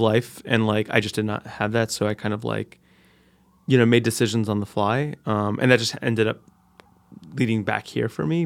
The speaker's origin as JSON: {"language": "English", "town": "Newark", "region": "New Jersey", "country": "United States", "tie": "born or raised there", "also_born_or_lived": "New York City", "said": "I went back to my hometown"}